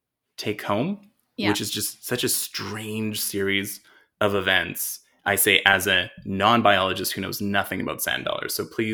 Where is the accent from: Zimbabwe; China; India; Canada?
Canada; Alberta; I grew up in Alberta. We don't have sand dollars.